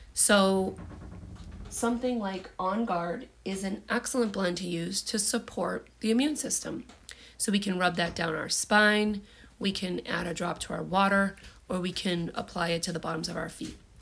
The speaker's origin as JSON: {"language": "English", "country": "United States", "said": "I'm from the United States"}